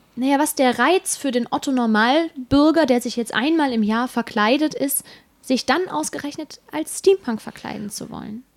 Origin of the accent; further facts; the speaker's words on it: Bergisches Land, North Rhine-Westphalia, Germany; Also ich komme ja aus dem Rheinland, noch genauer aus dem Bergischen Land und bei uns heißt es definitiv Alarv, weil wir sind Kölner Einzugsgebiet